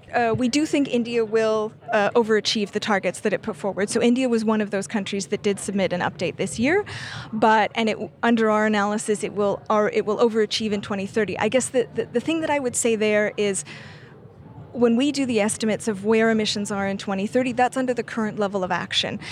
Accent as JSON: {"language": "English", "country": "Canada", "said": "I'm Canadian."}